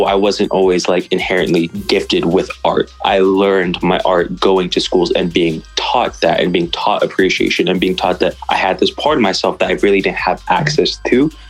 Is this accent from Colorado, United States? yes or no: no; Chula Vista, California, United States; now in St. Louis, United States; I was raised in South California. I grew up in San Diego, Chula Vista